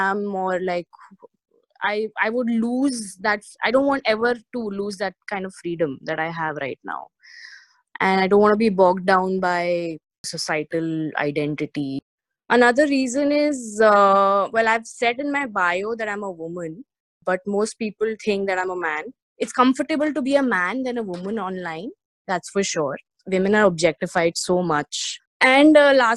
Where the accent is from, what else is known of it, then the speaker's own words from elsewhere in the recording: India; I'm an Indian woman